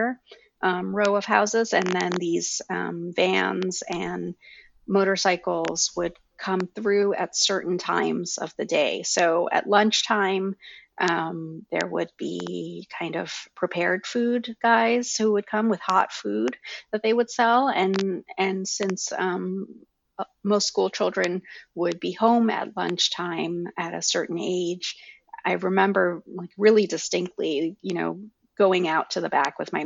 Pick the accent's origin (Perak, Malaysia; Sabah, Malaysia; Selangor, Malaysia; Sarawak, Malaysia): Selangor, Malaysia; moved away; I grew up in Malaysia